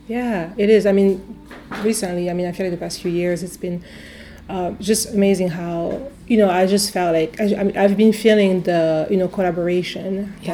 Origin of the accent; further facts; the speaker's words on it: near Avignon, Provence-Alpes-Côte d'Azur, France; English is a second language; now in Cleveland, United States; I grew up uh, yeah, in the south of France in a small uh, city uh, near Avignon. So it's in Provence